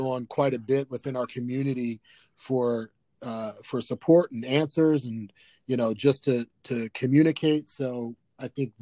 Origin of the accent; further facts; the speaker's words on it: New Jersey, United States; moved away as an adult; now in Pennsylvania, United States; originally from South Jersey, moved up to Pennsylvania to go to Lehigh University